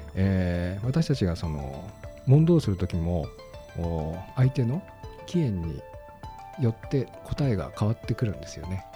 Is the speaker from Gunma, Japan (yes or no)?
yes; Gunma, Japan; 私は群馬出身